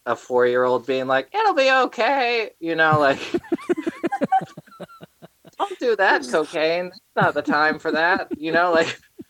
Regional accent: Asheville, North Carolina, United States; born or raised there; also born or lived in Atlanta, Georgia

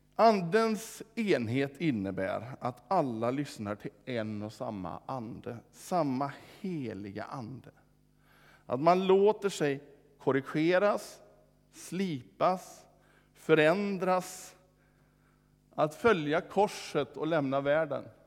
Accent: Vårgårda, Västra Götaland, Sweden; hemma i Vårgårda

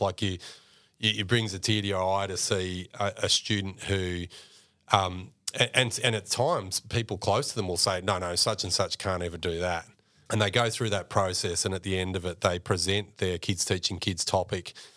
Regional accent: Mildura, Victoria, Australia; accent: Australian; I mentioned growing up on, on, on the billabong in, in Mildura

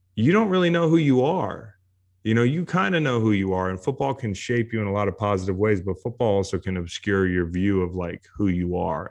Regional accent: Charlottesville, Virginia, United States; to play college football in my hometown

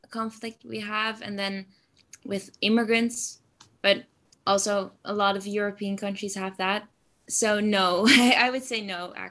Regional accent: Zutphen, Gelderland, Netherlands; English is a second language; I am uh, 17 years old and I'm from the Netherlands

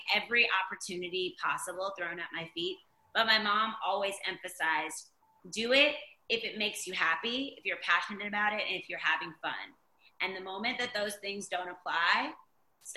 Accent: Virginia Beach, Virginia, United States; we grew up in Virginia Beach

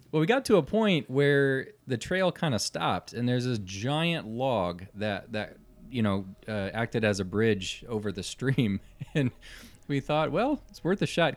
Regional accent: Omaha, Nebraska, United States; We're from Omaha, Nebraska

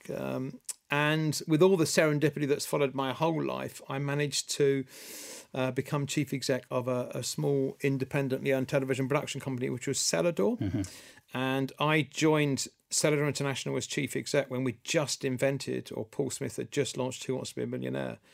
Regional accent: Scotland, United Kingdom; moved away as an adult; also born or lived in Cincinnati; I'm as Scottish as a Scottish thing

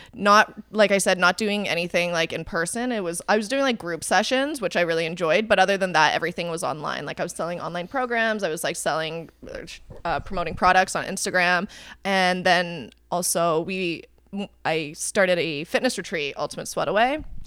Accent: Calgary, Alberta, Canada; also born or lived in Vancouver, Canada; now in Toronto, Canada; I grew up in Calgary

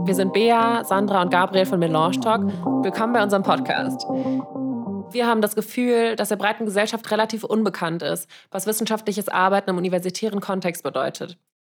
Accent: Frankfurt, Hesse, Germany; moved away as an adult; now in Vienna, Austria; Ich komme ursprünglich aus Frankfurt und wohne seit vier Jahren in Wien

